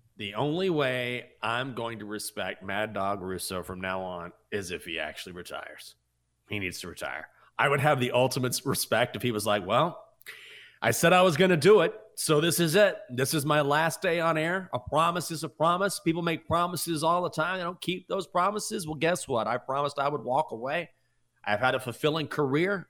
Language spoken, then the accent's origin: English; Texas, United States; I'm from Texas. I grew up going to Rangers games